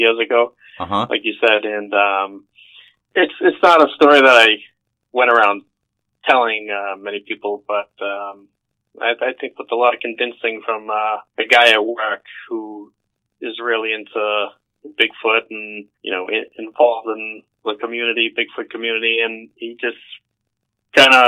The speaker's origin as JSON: {"language": "English", "town": "Boston", "region": "Massachusetts", "country": "United States", "tie": "born or raised there", "said": "I grew up in suburbs in Boston"}